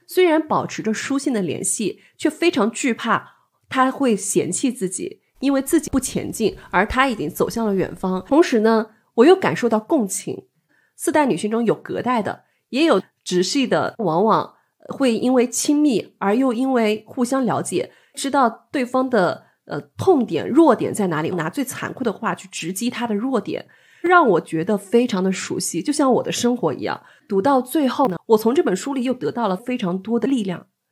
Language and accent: Chinese; Nantong, Jiangsu, China; 我是江苏南通人